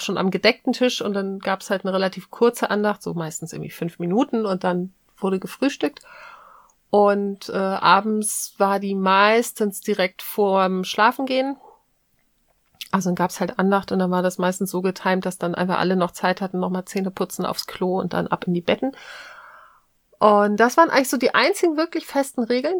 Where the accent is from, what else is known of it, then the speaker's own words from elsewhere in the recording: Hamburg, Germany; ich bin ja in Hamburg groß geworden